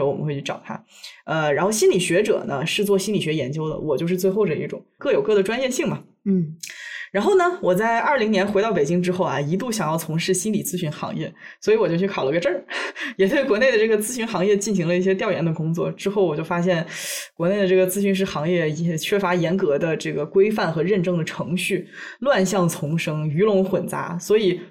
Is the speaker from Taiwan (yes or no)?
no; China; first language Chinese; moved away; 我作为一个母语是中文的无声土长的中国人